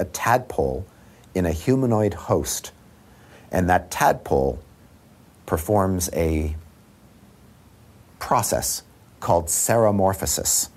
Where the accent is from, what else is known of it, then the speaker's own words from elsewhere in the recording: Canada; now in Seattle, United States; I come from Canada. I'm not a stranger to snow